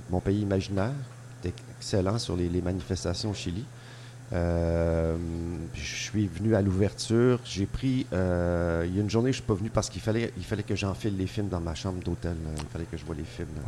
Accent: Montreal, Quebec, Canada

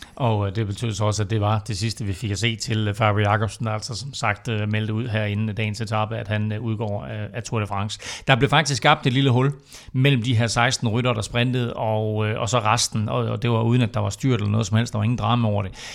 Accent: Denmark

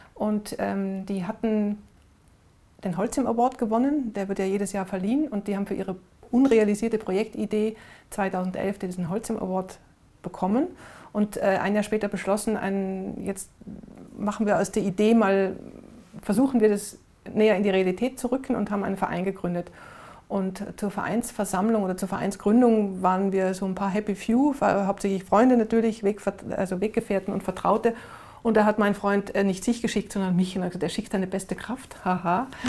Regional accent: Innsbruck, Tyrol, Austria; also born or lived in Vienna; now in Berlin, Germany; meine Heimatstadt Innsbruck, wir haben direkt am Wasser gewohnt

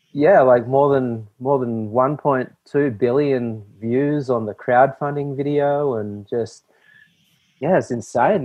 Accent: Australia; I grew up here in Australia

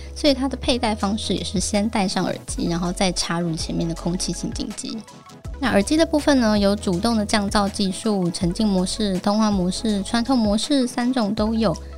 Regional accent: Kaohsiung, Taiwan; 身为高雄人， 我真的是从小就非常珍惜干净的呼吸啊

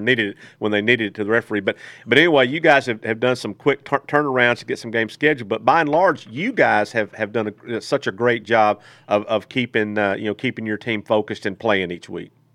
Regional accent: Texas, United States; moved away; also born or lived in Greenwood, Arkansas; I'm originally from Texas

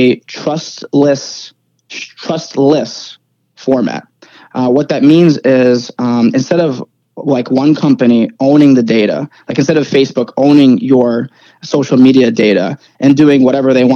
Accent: New Jersey, United States; also born or lived in Ukraine / New York / Rhode Island; Moved to New York, lived in New Jersey for the most part

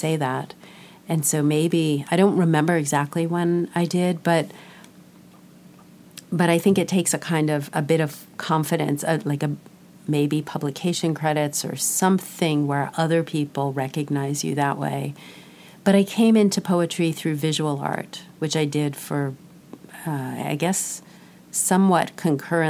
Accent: New York, United States; moved away as an adult; also born or lived in Bay Area, California / Southwest US; now in Southwest, United States; I was in New York my entire childhood and youth. And I even went to college in New York

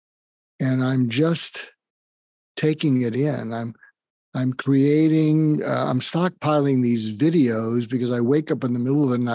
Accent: outside of Boston, Massachusetts, United States; moved away; I grew up outside of Boston

